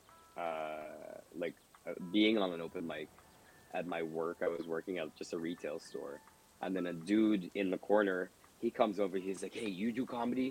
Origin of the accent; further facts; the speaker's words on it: Georgetown, Demerara-Mahaica, Guyana; now in Toronto, Canada; inside the city, like where I'm from, pretty much everybody speaks English